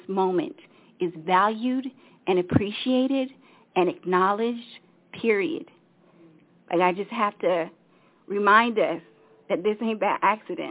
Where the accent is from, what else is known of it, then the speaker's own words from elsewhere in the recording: Washington, District of Columbia, United States; also born or lived in Africa; I was born in Africa because my parents got fed up with the United States, and they left and tried to repatriate semi-unsuccessfully because they came back, and I grew up in the D.C. area